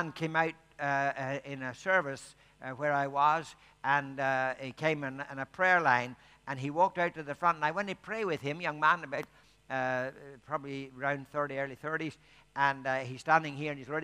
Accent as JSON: {"language": "English", "country": "Ireland", "said": "because I'm Irish"}